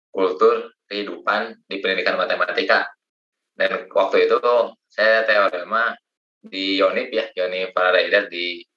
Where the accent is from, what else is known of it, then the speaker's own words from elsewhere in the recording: Rangkasbitung, Banten, Indonesia; saya dari Rangkas Bitung, Kang